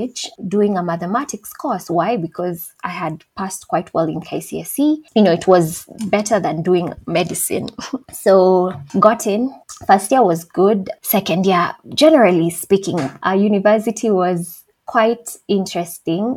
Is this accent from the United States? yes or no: no; Thika, Kiambu County, Kenya; I am from Thika, Kenya. I wasn't born there, but I was raised there for the better part of my life.